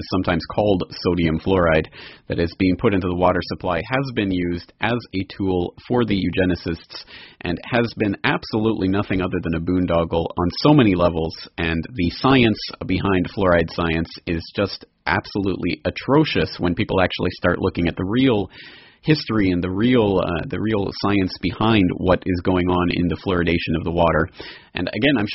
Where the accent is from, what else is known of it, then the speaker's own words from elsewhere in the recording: Calgary, Alberta, Canada; now in Japan; my home city. We're going to start talking about Calgary, Alberta, Canada.